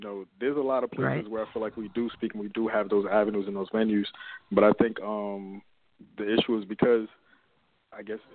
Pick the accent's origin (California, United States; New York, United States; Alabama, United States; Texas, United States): New York, United States; New York City; I'm originally from Brooklyn, New York. Born and raised